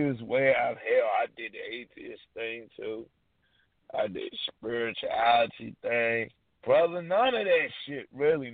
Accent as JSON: {"language": "English", "country": "United States", "said": "I'm Hebrew, but I'm a black man, black American man"}